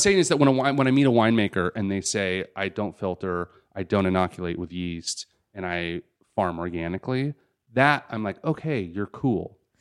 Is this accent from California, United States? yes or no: yes; Los Angeles, California, United States; I was born in Los Angeles